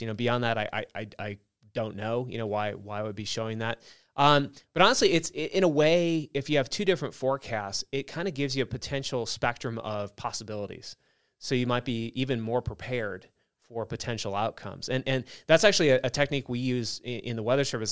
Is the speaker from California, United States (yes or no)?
yes; Southern California, United States; moved away; I grew up in Southern California